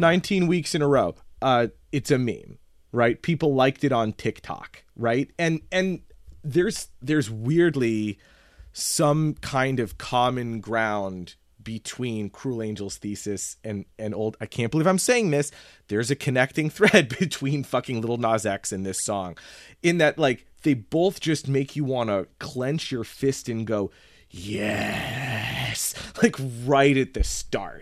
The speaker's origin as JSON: {"language": "English", "country": "United States", "said": "As an American"}